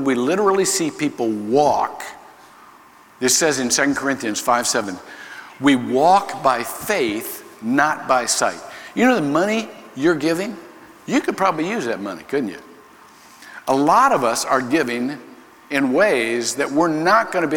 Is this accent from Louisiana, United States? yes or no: no; Ohio, United States; moved away; I was born in Ohio